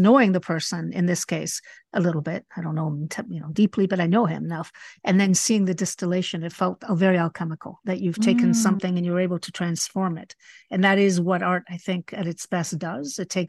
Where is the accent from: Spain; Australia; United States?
Spain; I was raised partially in Spain, and it was a little bit more oppressive then.